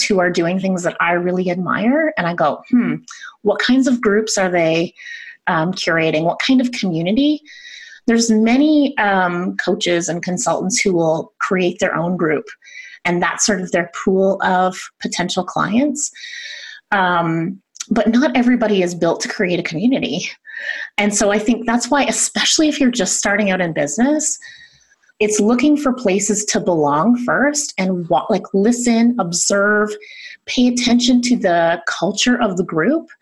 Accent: Canada; I'm Canadian

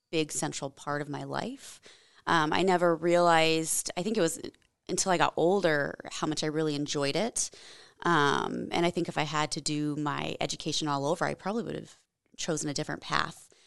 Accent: Washington, United States; also born or lived in Germany; So I'm from the Washington State area. I guess it, I claim it as home. Um, my dad was Air Force, so we moved around, lived overseas for a few years in Germany uh, when I was, was when I was younger.

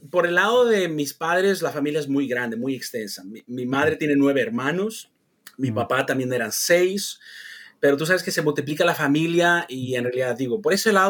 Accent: San Luis Potosí, Mexico; la gente de mi pueblo, nosotros, todo, toda esa región del, altiplano, San Luis Potosí, venimos de los, los huachichiles, ¿eh? de la tribu de los guachichiles

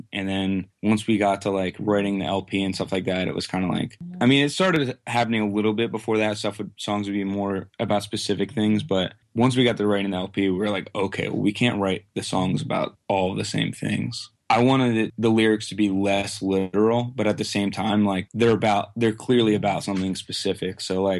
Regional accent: Quakertown, Pennsylvania, United States; I live in Quakertown, Pennsylvania, which is like basically within like a 20-mile radius of where I currently live my whole life.

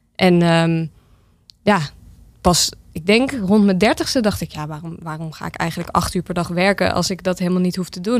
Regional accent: Almere, Flevoland, Netherlands; also born or lived in Amsterdam; now in Zaandam, Netherlands; Ik ben opgegroeid in Almere

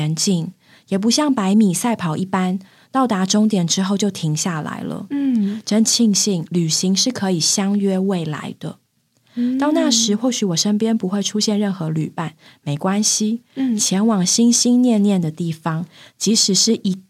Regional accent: Taiwan; 原来我这么的台。

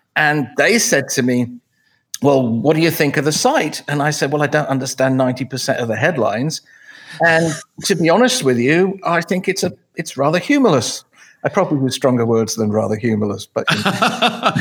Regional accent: England, United Kingdom; moved away; I grew up in England, obviously, because of the way I talk

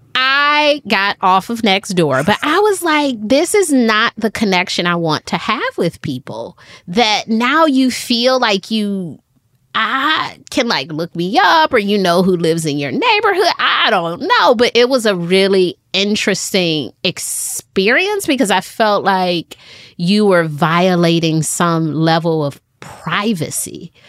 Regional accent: Detroit, Michigan, United States; now in Charlotte, United States; I moved to Charlotte from Detroit. I'm from Detroit. I moved to Charlotte 2009

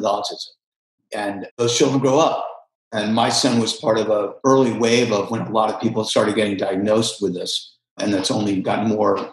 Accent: New York City, New York, United States; I grew up in New York City

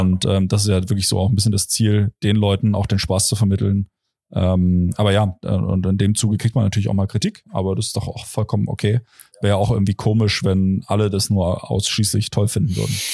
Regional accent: Potsdam, Brandenburg, Germany; moved away; ich komme aus Brandenburg

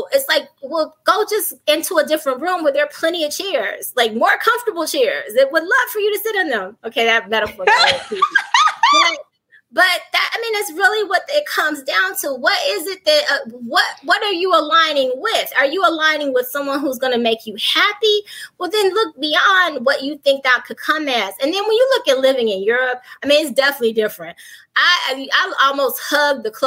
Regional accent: Chicago, Illinois, United States; first language English; moved away as an adult; also born or lived in Atlanta; now in Rome, Italy; I'm from the South Side of Chicago. My first language is English

